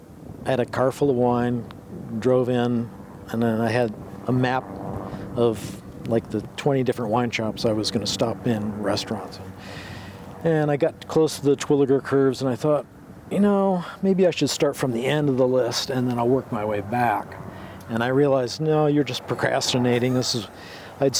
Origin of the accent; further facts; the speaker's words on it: East Lansing, Michigan, United States; moved away as an adult; also born or lived in Alaska; now in Oregon, United States; Born and raised in Lansing, East Lansing, Michigan